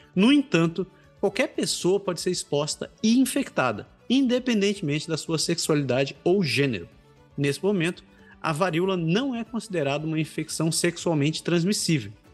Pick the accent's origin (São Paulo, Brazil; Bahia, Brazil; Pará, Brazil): Pará, Brazil; Belém; moved away as an adult; now in Canada; tenho amigos da minha terra natal, conhecidos lá de Belém